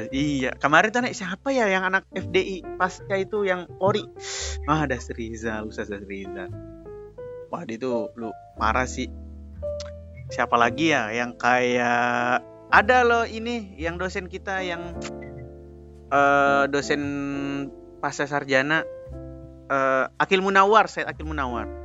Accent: Sulawesi, Indonesia; Iya, dia kan sekampung sama Ane, orang Sulawesi juga.

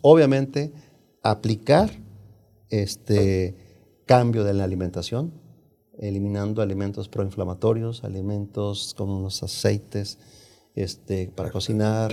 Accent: Jalisco, Mexico; now in United States; vengo, soy de Jalisco, México, eh, de un pueblo de Jalisco, México, una familia muy numerosa

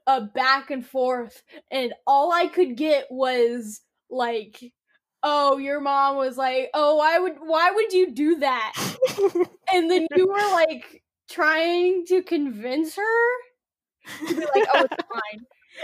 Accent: Illinois, United States; I am from Illinois.

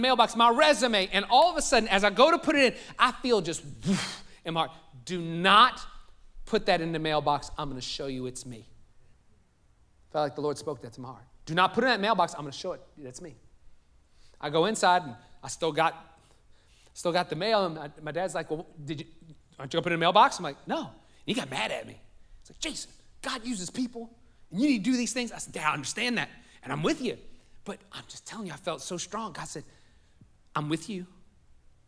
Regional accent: New Orleans, Louisiana, United States; also born or lived in North Shore, Louisiana; I was born in New Orleans. Now there's New Orleans. I lived in a suburb of New Orleans that was north of it.

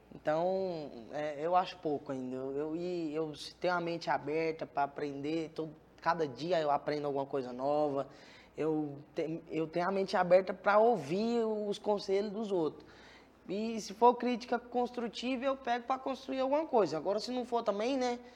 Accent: Goiânia, Goiás, Brazil; Eu nasci em Goiânia mesmo.

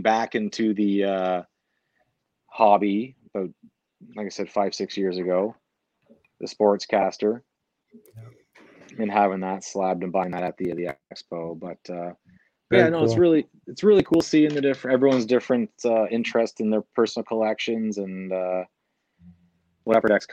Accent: Hamilton, Ontario, Canada; moved away as an adult; Born and raised in Hamilton, so 20 minutes out of Brantford

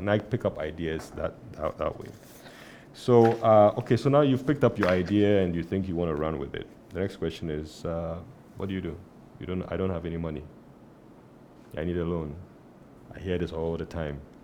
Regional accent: Tema, Greater Accra, Ghana; I grew up in Tema

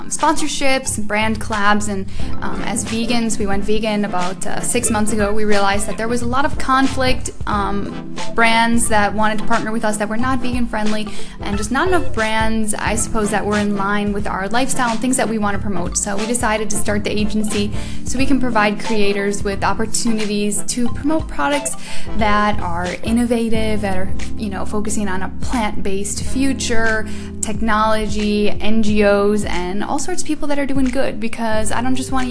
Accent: Midwest, United States; moved away as an adult; now in Switzerland; I grew up in the Midwest, the good old Midwest, USA.

